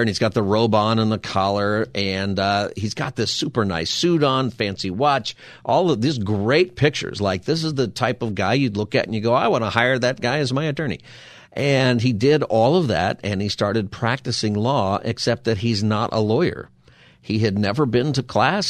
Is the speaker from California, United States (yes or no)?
yes; Palmdale, California, United States; also born or lived in San Diego; now in Los Angeles, United States; I grew up in Palmdale